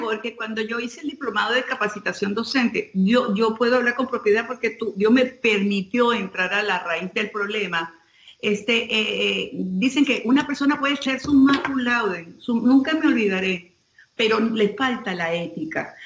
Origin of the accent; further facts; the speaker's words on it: Venezuela; nosotros que somos venezolanos